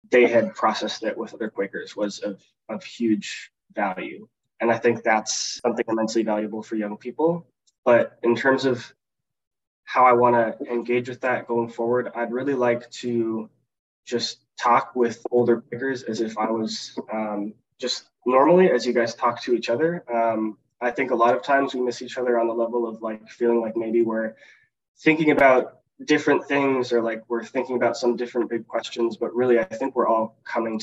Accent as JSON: {"language": "English", "town": "Seattle", "region": "Washington", "country": "United States", "tie": "born or raised there", "moved": "as an adult", "lives_now": "Washington, D.C., United States", "said": "I grew up in South Seattle Friends Meeting."}